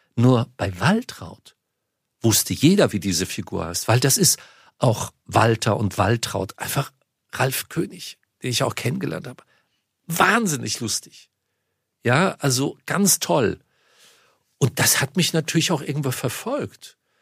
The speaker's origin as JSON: {"language": "German", "town": "Munich", "region": "Bavaria", "country": "Germany", "tie": "born or raised there", "moved": "yes", "said": "in München, meine Heimatstadt"}